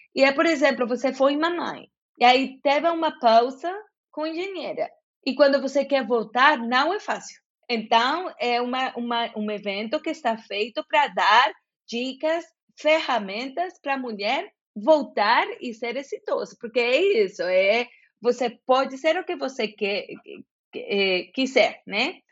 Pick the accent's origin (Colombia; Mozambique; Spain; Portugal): Colombia; Bogotá; Portuguese is a second language; moved away as an adult; also born or lived in Jacareí, São Paulo, Brazil; eu sou bogotana